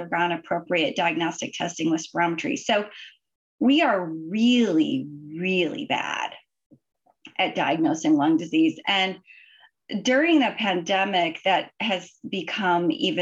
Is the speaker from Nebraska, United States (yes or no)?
no; Idaho, United States; moved away as an adult; also born or lived in Washington / Michigan; I grew up in Idaho